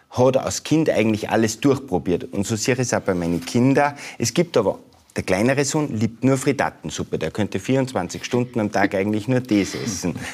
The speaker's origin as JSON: {"language": "German", "country": "Austria", "said": "natürlich haben wir unsere Eigenheiten und so, gerade als Österreicher auch."}